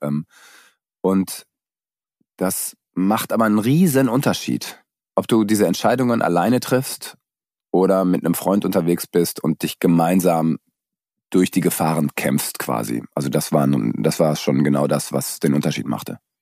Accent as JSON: {"language": "German", "country": "Germany", "said": "da bin ich wenigstens in meinem Heimatland"}